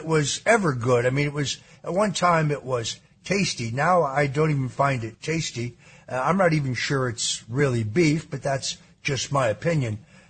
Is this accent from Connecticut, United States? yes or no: yes; Norwalk, Connecticut, United States; I was born in Norwalk